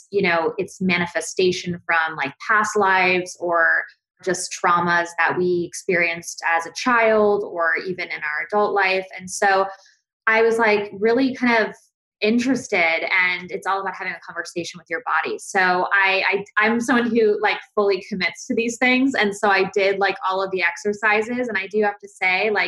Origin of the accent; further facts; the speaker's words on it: Valencia, California, United States; also born or lived in New Jersey; I grew up mainly in Valencia, California, because I started seventh grade on there